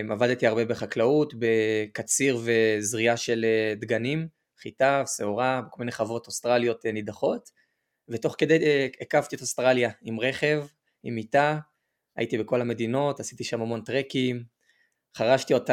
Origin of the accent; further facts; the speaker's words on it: Jerusalem, Jerusalem District, Israel; moved away as an adult; also born or lived in Australia / northern Israel; אני בן 27, במקור מירושלים. בארבע שנים האחרונות, מ-2020 אני בטיולים בעולם, בעצם ממש לפני הקורונה עזבתי את ישראל והתחלתי להסתובב בכל מיני מדינות.